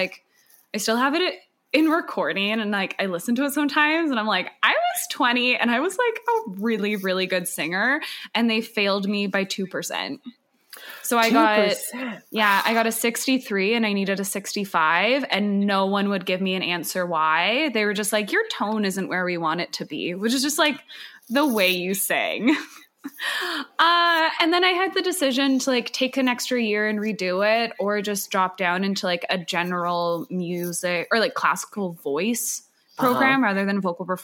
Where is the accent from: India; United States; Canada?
Canada; Calgary, Alberta; moved away as an adult; also born or lived in Montreal / Vancouver; now in Toronto, Canada; I grew up in Calgary.